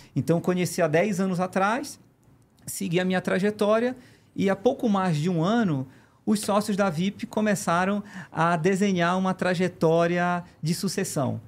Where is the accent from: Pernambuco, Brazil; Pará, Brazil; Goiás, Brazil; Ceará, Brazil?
Pará, Brazil; moved away as an adult; also born or lived in Belém; now in São Paulo, Brazil; eu não sou daqui, eu sou do Pará